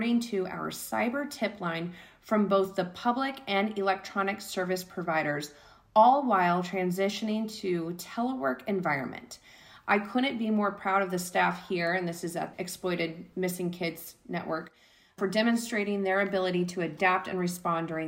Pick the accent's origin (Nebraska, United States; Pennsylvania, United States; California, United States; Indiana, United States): California, United States; Southern; living in Southern and growing up in Southern California